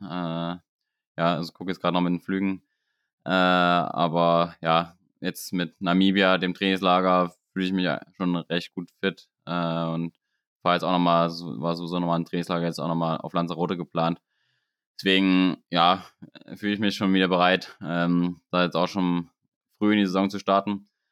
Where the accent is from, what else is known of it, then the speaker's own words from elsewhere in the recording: Germany; bei uns in Deutschland